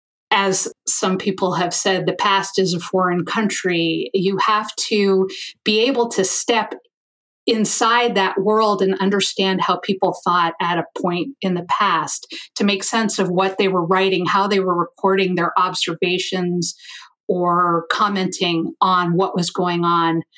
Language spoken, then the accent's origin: English; Ohio, United States; moved away as an adult; now in Missoula, United States; I'm from Ohio. Midwestern girl